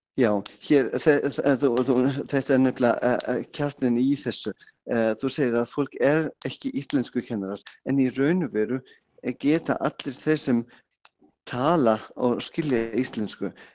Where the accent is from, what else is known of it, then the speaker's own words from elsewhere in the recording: Bavaria, Germany; Icelandic is a second language; moved away as an adult; now in Iceland; Ég er frá Bæralandi, já. Kom fyrst 87